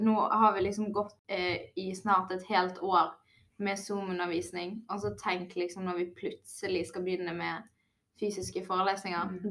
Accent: Bergen, Vestland, Norway; Jeg kommer jo fra Bergen og studerer i Bergen, så jeg har jo allerede en stor vennekrets fra før av

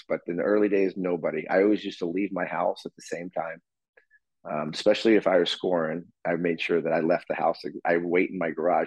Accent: Boston, Massachusetts, United States; I grew up in Boston

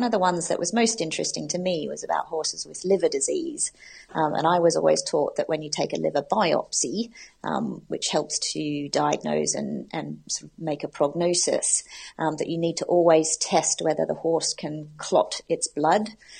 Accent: Australia; also born or lived in United States; now in United Kingdom; I'm originally from Australia, which is where I did my veterinary training, but I have a mix of accents, having spent 6 years in America doing my specialty training and then being in the UK for the last 10 years.

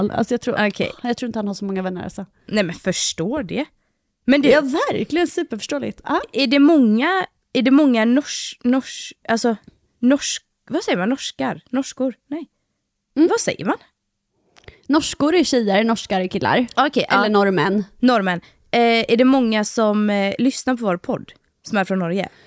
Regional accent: Gothenburg, Västra Götaland, Sweden; accent: grov göteborgska; när jag pratar med familj och vänner, alltså då har jag alltså grov göteborgska.

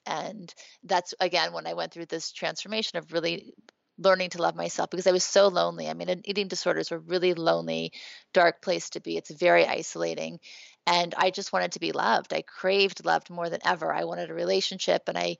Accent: Thibodaux, Louisiana, United States; born there; also born or lived in New Orleans; I was born in Thibodaux, Louisiana. I lived in New Orleans. I was not raised in a religious home

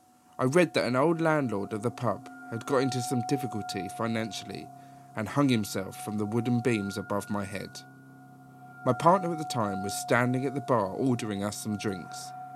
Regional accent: East of England, United Kingdom; Way back in 2007, me and my fellow at the time travelled from Leeds, where I was at uni, to York for the day. We had both never been, as he was Welsh and I was from Hertfordshire.

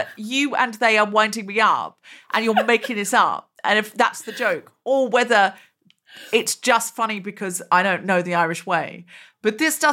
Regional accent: Australia; now in United Kingdom; I'm from Australia

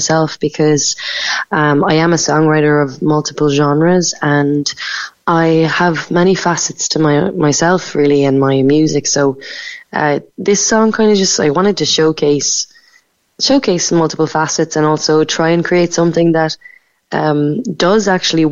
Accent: Macroom, Munster, Ireland; moved away as an adult; also born or lived in Cork / London; I'm from Macroom. I grew up in Raleigh

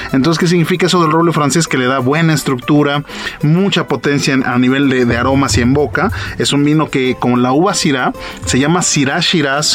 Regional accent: Mexico; yo soy mexicano, soy export manager eh, de esta bodega y, soy mexicano

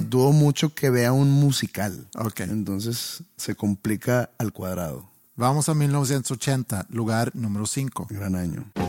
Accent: Mexico; porque soy mexicano

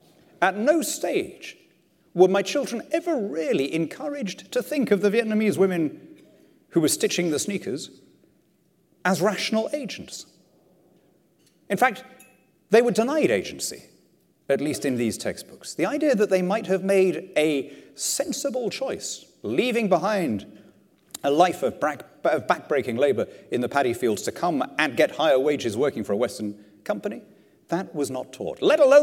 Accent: Lima, Peru; You know, I grew up in Lima, in South America. And Lima, when I was a kid, was ringed by shantytowns, by slums.

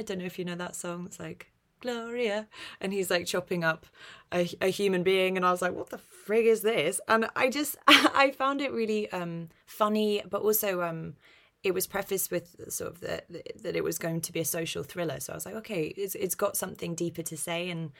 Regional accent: London, United Kingdom; I grew up in North London. My accent's very neutral

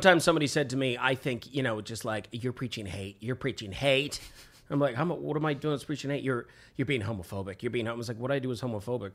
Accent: Vancouver, British Columbia, Canada; I was born in Vancouver

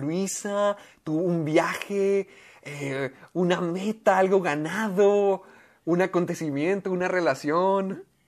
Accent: Mexico; also born or lived in United States; el estar allá siendo mexicano

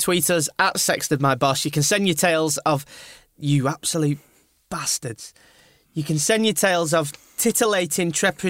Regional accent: Burnley, North West England, United Kingdom; now in London, United Kingdom; A place in East Lancashire called Burnley. It's a lovely part of the world.

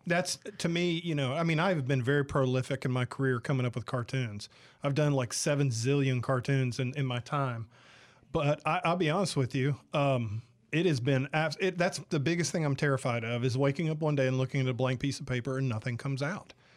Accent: the South, United States; also born or lived in San Diego, California; now in Mississippi, United States; I'm from the South originally

